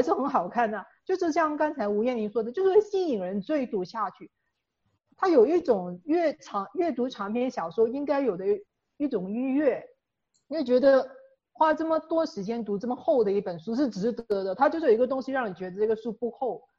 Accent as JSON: {"language": "Chinese", "town": "Ipoh", "region": "Perak", "country": "Malaysia", "tie": "born or raised there", "said": "在我老家怡保，就是我，我从小到大见到的这一批人"}